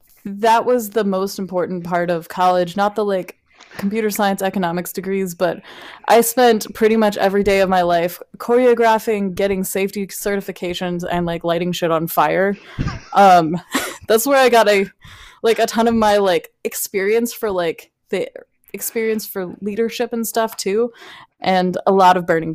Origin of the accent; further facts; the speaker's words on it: Alaska, United States; now in Texas, United States; when I first moved here, it was like, hey … I'm from Alaska. That's how I introduced myself.